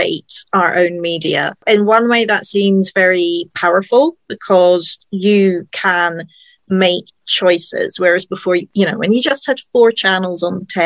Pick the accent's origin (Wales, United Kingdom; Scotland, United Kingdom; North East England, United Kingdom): Scotland, United Kingdom; the Highlands; I grew up in the Highlands